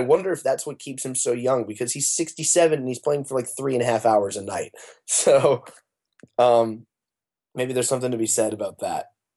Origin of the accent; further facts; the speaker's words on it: Arizona, United States; moved away as an adult; now in Los Angeles, United States; I've lived in L A, we're a band from Arizona, but I've lived in L A for the last four years